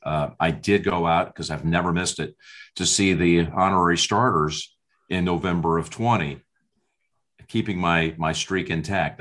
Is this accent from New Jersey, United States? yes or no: yes; New Jersey, United States; a young kid growing up in New Jersey.